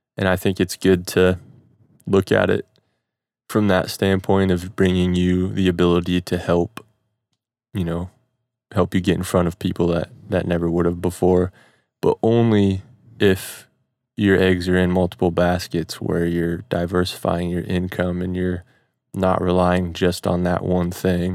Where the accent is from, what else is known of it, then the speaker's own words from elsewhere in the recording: Midwest, United States; growing up in the Midwest